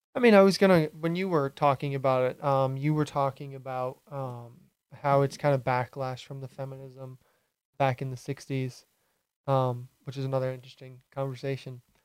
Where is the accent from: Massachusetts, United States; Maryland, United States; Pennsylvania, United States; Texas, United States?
Massachusetts, United States; Hyannis; moved away as an adult; now in Rhode Island, United States; I grew up on Cape my whole life. I lived in um, Hyannis until I was 18, and then I moved um, to Rhode Island about a year and a half ago